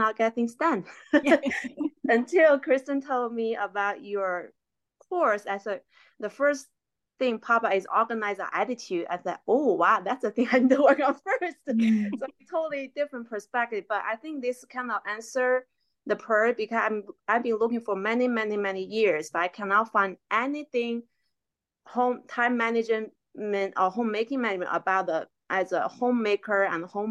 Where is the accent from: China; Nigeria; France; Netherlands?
China; English is a second language; moved away as an adult; now in United States; I'm from China, was born and grew up in China